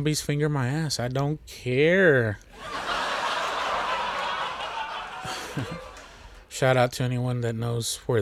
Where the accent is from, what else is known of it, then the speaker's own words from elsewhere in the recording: Texas, United States; I'm from Texas